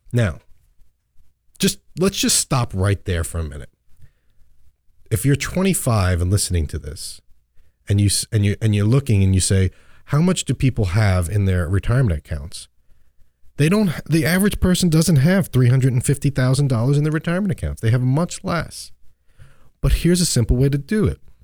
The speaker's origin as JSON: {"language": "English", "region": "New York and Long Island", "country": "United States", "tie": "born or raised there", "said": "I grew up in New York and Long Island"}